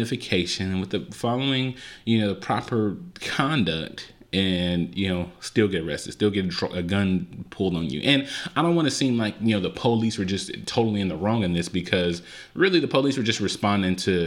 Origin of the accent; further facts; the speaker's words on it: Compton, California, United States; I was born and raised in Compton, California